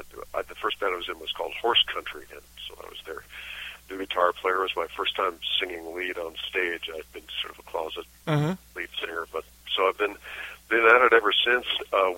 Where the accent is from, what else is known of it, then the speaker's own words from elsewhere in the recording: New York area, United States; also born or lived in Albuquerque, New Mexico; I'm originally from the New York area, which is not a hotbed of bluegrass.